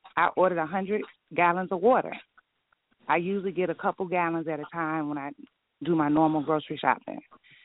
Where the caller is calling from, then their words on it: Detroit, Michigan, United States; I'm calling from Detroit, Michigan.